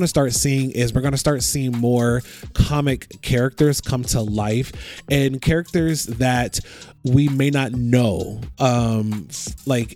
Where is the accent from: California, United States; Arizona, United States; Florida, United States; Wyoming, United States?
Florida, United States; moved away; So I'm originally from Florida